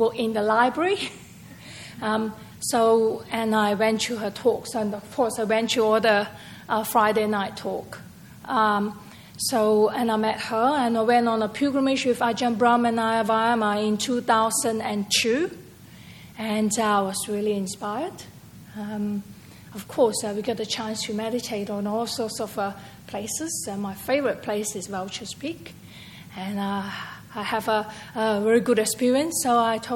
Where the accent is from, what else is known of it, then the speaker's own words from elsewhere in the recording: Malaysia; moved away as an adult; also born or lived in Singapore; now in Perth, Australia; I actually from Perth. Originally, I was born in Malaysia, and I came here to study as an overseas student, and I migrated here.